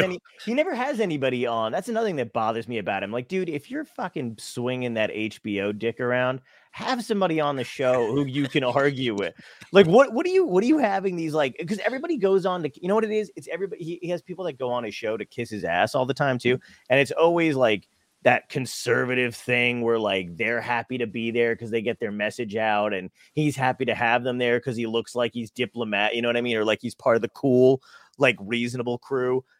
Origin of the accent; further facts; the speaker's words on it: New Jersey, United States; also born or lived in Brooklyn, New York / Arizona; I came back and then grew up in Jersey